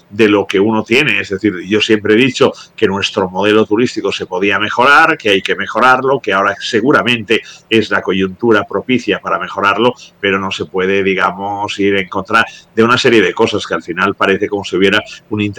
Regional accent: Spain; Yo soy español, yo no voto desde hace muchos años

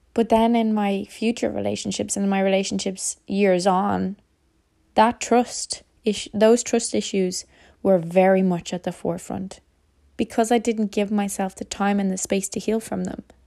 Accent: Ireland; As an Irish person

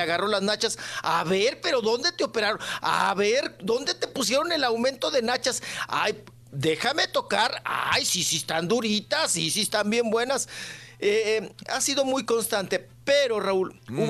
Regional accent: Delicias, Chihuahua, Mexico; moved away; Meoki a un lado de mi tierra, de donde nunca debía haber salido. Sí. De delicias.

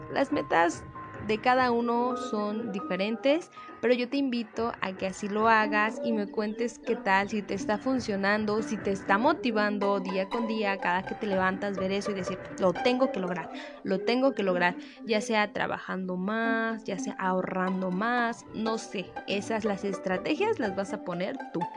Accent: Mexico; nosotros como mexicanos

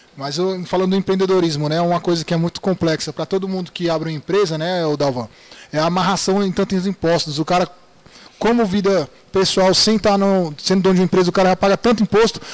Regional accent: Brasília, Federal District, Brazil; also born or lived in Recanto das Emas; morava na Cilândia

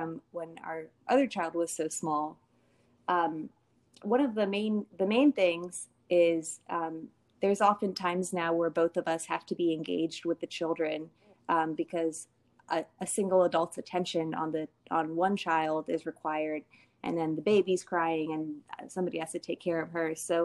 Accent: Washington, District of Columbia, United States; moved away as an adult; also born or lived in Virginia; now in Washington, United States; I grew up in the D.C. area

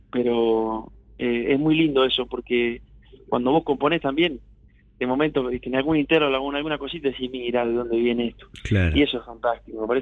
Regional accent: Urdampilleta, Buenos Aires Province, Argentina; Pilleta traza la divisoria del medio entre Deró y, este, y Bolívar. Pertenecemos al partido de Bolívar, pero está justito en el medio.

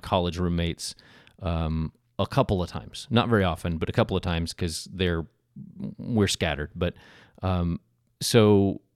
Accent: Oklahoma, United States; I'm from Oklahoma.

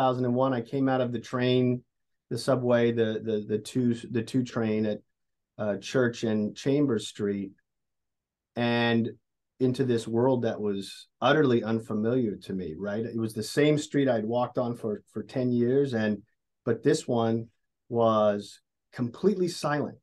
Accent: Midwest, United States; moved away as an adult; also born or lived in Honolulu / New York; I'm an engineer. I'm from the Midwest

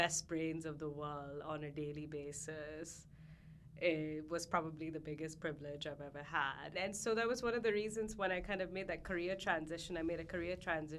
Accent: Hong Kong; I grew up in Hong Kong

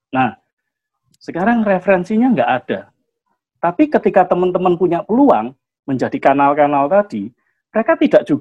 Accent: Surabaya, East Java, Indonesia; meskipun secara kedaerahan iya aku orang Surabaya, nggak ada masalah di Surabayanya.

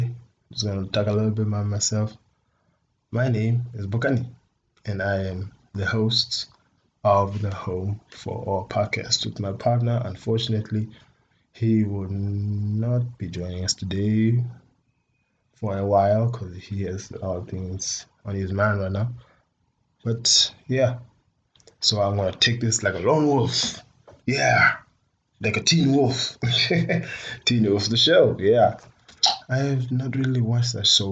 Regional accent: Botswana; I am from Botswana

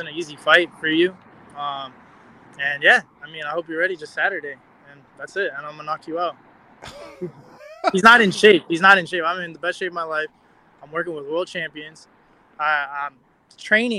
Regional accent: Sacramento, California, United States; moved away as an adult; now in Las Vegas, United States; I'm from Sacramento. I trained out there for a little bit, but I'm right here in Las Vegas

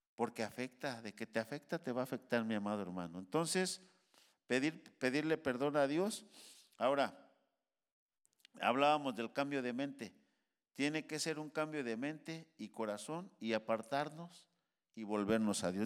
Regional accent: Mexico; now in United States; Pues si yo soy de aquí, aquí nací. Soy mexicano hasta, hasta las cachas

